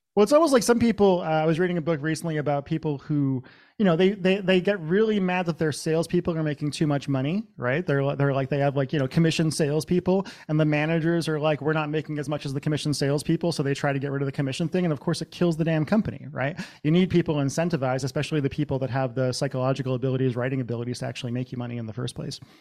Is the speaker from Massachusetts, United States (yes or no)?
yes; central Massachusetts, United States; moved away as an adult; also born or lived in Los Angeles / Seattle; I grew up in Massachusetts, central Massachusetts in the 80s and 90s.